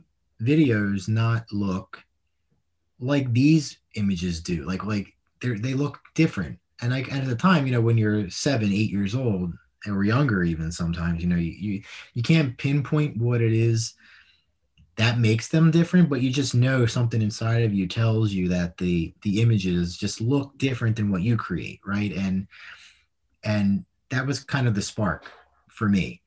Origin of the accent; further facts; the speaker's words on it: Philadelphia, Pennsylvania, United States; I grew up in Northeast Philly, so row home was very close proximity to each other